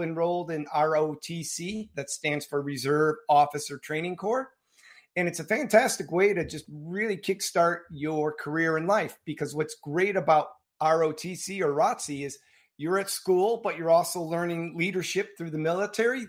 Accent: suburbs of Chicago, Illinois, United States; Typical suburban childhood in the uh, suburbs of Chicago

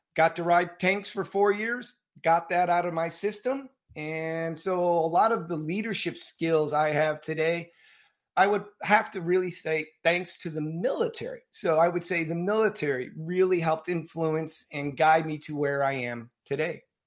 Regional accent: suburbs of Chicago, Illinois, United States; Typical suburban childhood in the uh, suburbs of Chicago

